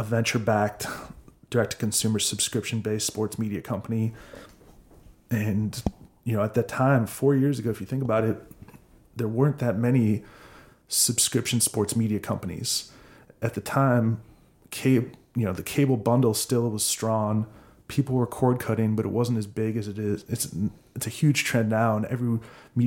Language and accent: English; Minnesota, United States; moved away as an adult; also born or lived in California; now in Austin, United States; I grew up in Minnesota